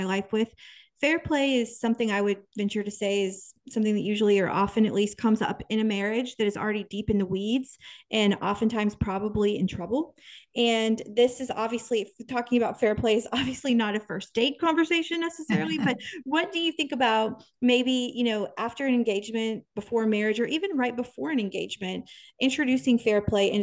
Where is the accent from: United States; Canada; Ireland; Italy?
United States; Kansas; born or raised there